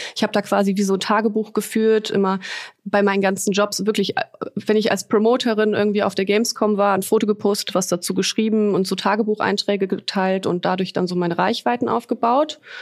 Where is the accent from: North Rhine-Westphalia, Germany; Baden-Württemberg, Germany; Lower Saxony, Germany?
North Rhine-Westphalia, Germany; Düsseldorf; moved away as an adult; also born or lived in Poland; now in Cologne, Germany; ich bin gebürtige Düsseldorferin